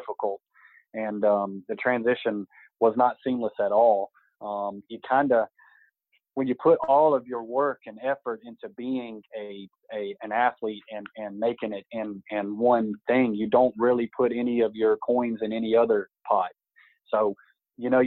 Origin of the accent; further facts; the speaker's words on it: Greenville, South Carolina, United States; I was in Greenville in my hometown